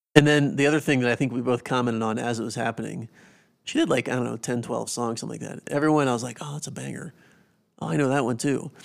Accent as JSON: {"language": "English", "region": "South Carolina", "country": "United States", "tie": "born or raised there", "said": "growing up in the Carolinas, not really big N F L fans because being from South Carolina"}